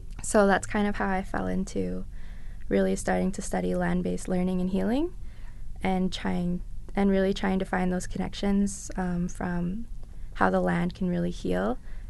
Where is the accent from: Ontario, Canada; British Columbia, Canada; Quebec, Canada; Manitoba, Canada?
Ontario, Canada; Thunder Bay; moved away as an adult; also born or lived in James Bay; now in London, Canada; I'm a visitor to this territory. My people are originally from James Bay, and then I grew up in Thunder Bay.